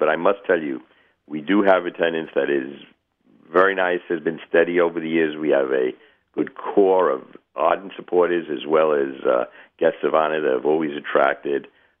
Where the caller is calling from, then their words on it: Florida, United States; I'm calling from Florida.